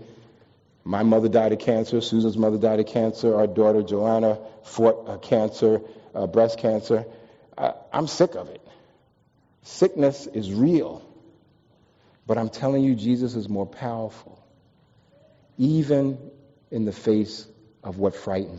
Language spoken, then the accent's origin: English; New York, United States; moved away as an adult; also born or lived in Washington, D.C.; I'm from New York. I've ridden on subways most of my life